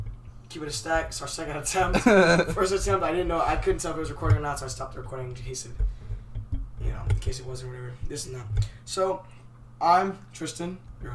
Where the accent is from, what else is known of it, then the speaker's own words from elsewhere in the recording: Morris, Illinois, United States; Me, myself, from Morris.